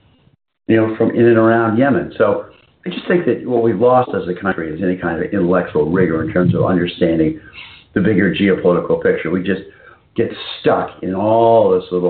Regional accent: New England, United States; I grew up in New England

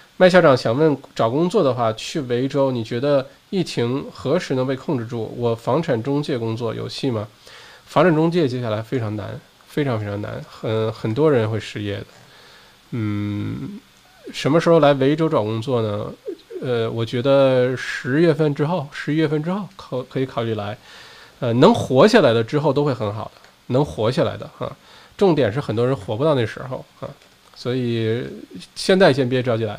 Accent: China; now in Melbourne, Australia; 我们中国人

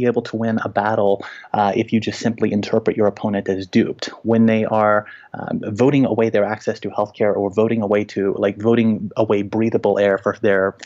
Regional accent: Little Rock, Arkansas, United States; now in Denver, United States; I live in Denver now, and I'm a university teacher, but I grew up in Little Rock, Arkansas

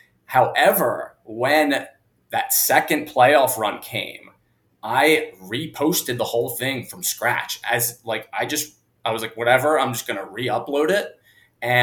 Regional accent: Wilmington, Delaware, United States; also born or lived in Philadelphia, Pennsylvania; So grew up in Wilmington, Delaware. So really close to Philly. Grew up an Eagles fan naturally

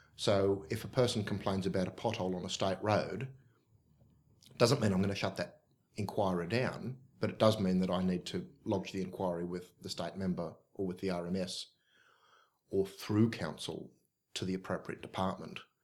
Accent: Oakville, New South Wales, Australia; I'm from the Oakville area

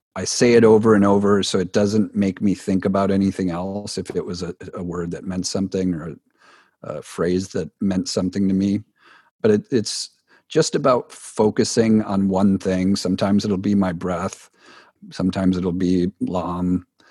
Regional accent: Wisconsin, United States; growing up in Wisconsin, which is a cold part here of the U S.

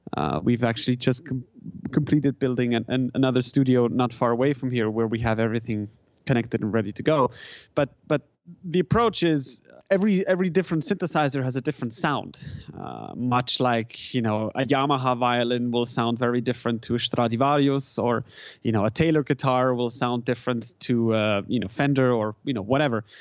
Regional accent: German-speaking Switzerland, Switzerland; first language German; English is a second language; moved away as an adult; now in San Francisco, United States; I grew up in Switzerland. I grew up in the German part of Switzerland. So, you know, German is, is kind of my native, um, language in a sense

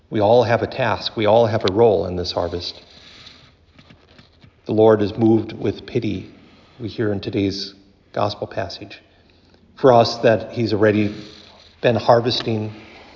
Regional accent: Wabasso, Minnesota, United States; growing up in Wabasso like I did

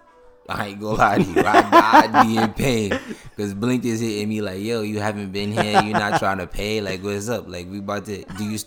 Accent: Jamaica; Excuse my language, I'm Jamaican.

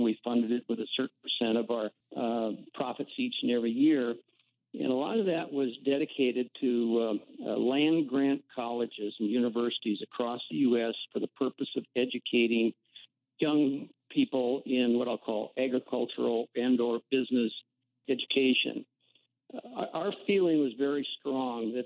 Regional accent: Midwest, United States; I grew up here in the Midwest, South Dakota, North Dakota, Minnesota, Iowa, up in this area

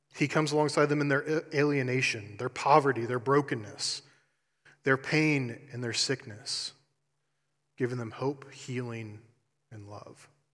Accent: Columbus, Ohio, United States; moved away as an adult; also born or lived in Eastern Kentucky; I'm originally from Columbus, Ohio

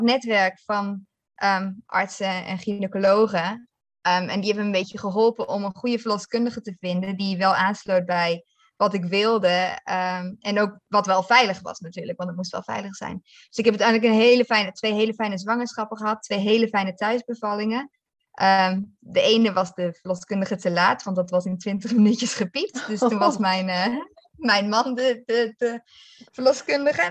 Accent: Netherlands; moved away as an adult; also born or lived in South Africa; now in Malawi; Ik ben vierendertig en opgegroeid in Nederland, maar op mijn achttiende ben gegaan naar Nederland.

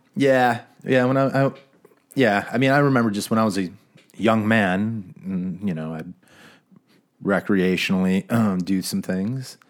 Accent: Phoenix, Arizona, United States; I grew up in Phoenix

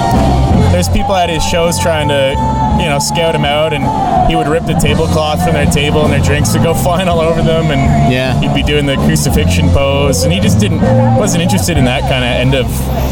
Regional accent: Peterborough, Ontario, Canada; now in Toronto, Canada; growing up in the Peterborough scene when it was even weirder than it is now, if you can imagine, in the early 2000s, when I was just a young lad

